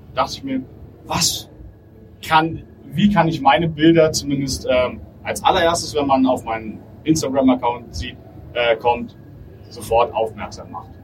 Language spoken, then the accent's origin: German; Berlin, Germany; also born or lived in Bonn; ich wollte dann doch wieder zurück in meine Heimat, zu meiner Familie und meinen Freunden.